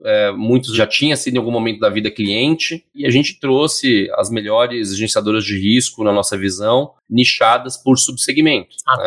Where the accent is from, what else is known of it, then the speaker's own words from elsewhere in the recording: São Paulo, Brazil; Eu sou paulistano